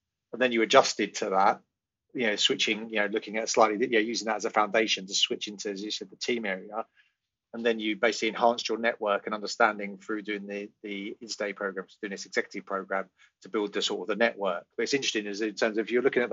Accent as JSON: {"language": "English", "country": "United Kingdom", "said": "being a white UK, used to be European, sadly not anymore"}